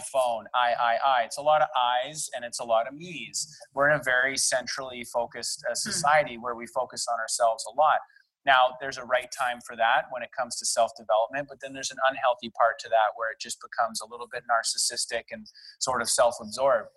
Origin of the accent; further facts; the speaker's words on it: Delta, British Columbia, Canada; now in Vancouver, Canada; I was born and raised in North Delta. That's just outside of Vancouver by about 40 minutes